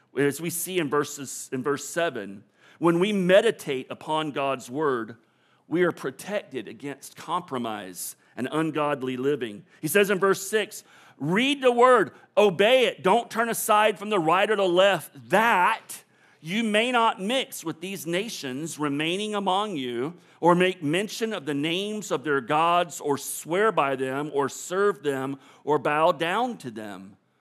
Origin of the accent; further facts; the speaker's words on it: Florida, United States; I'm born and raised in Florida.